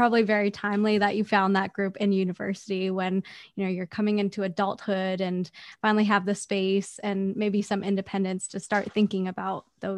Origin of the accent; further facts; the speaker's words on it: Vancouver, British Columbia, Canada; also born or lived in China; So I was born in China and moved to Vancouver when I was 4.